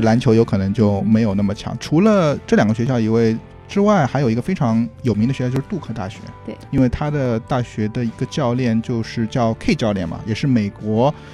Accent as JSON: {"language": "Chinese", "region": "Shanghai", "country": "China", "also_born_or_lived": "Los Angeles, United States", "moved": "yes", "said": "作为一个上海人"}